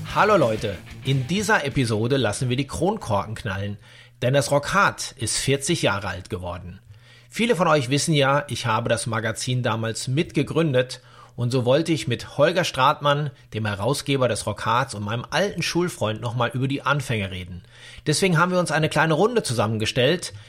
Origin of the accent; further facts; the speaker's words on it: Dortmund, North Rhine-Westphalia, Germany; Wir kommen ja beide aus Dortmund